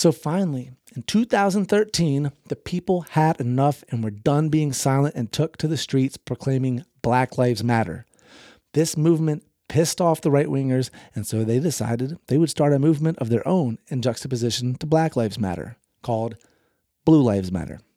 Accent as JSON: {"language": "English", "region": "the South", "country": "United States", "tie": "born or raised there", "said": "I grew up in the South, and racism was everywhere."}